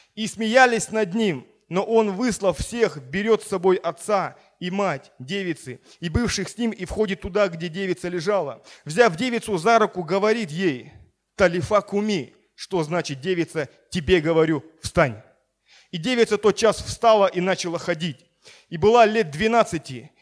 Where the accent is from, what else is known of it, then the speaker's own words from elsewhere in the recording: Siberia, Russia; now in Sochi, Russia; у нас в Сибири, откуда я родом